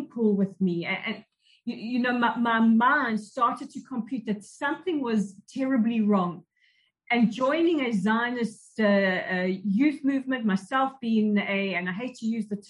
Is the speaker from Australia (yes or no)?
no; South Africa; now in Israel; growing up in South Africa at the height of the state of emergency years during the apartheid regime